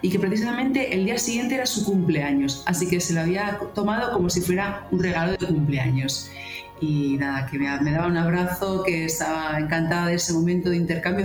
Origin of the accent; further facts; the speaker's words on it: Bilbao, Basque Country, Spain; also born or lived in near Madrid; now in Oviedo, Spain; soy de Bilbao